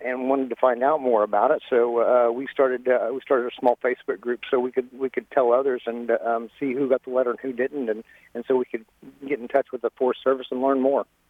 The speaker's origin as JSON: {"language": "English", "town": "Paoli", "region": "Indiana", "country": "United States", "tie": "born or raised there", "said": "I grew up in Orange County, Indiana, south of Paoli in Greenfield Township"}